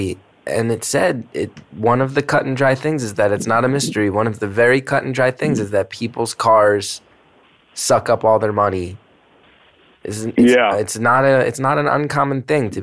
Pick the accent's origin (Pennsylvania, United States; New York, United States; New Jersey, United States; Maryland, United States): New Jersey, United States; I'm white trash from New Jersey.